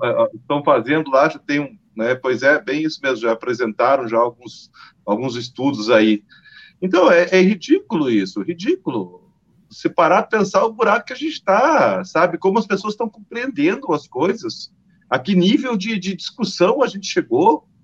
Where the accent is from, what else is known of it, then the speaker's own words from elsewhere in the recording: Paraná, Brazil; Eu sou paranaense